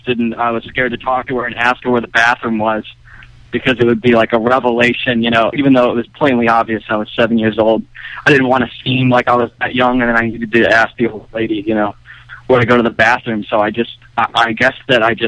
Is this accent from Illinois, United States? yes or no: yes; Chicago, Illinois, United States; I'm from Chicago